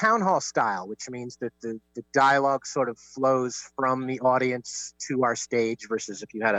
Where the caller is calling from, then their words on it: Washington, District of Columbia, United States; Washington, D.C.